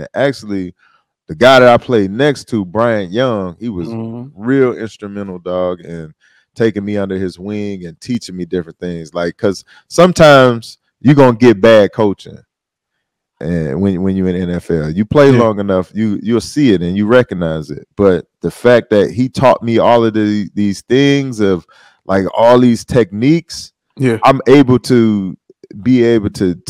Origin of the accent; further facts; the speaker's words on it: Detroit, Michigan, United States; I'm East Side, dog. This, like, you know, people be saying they from Detroit. You be like, where? Oh, Farmington Hills. Like, no, I'm 48224, dog.